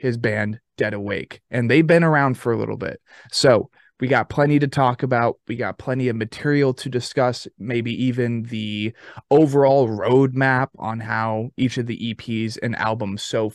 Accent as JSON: {"language": "English", "region": "Arizona", "country": "United States", "tie": "born or raised there", "also_born_or_lived": "Tennessee", "moved": "as an adult", "said": "being born and raised in Arizona"}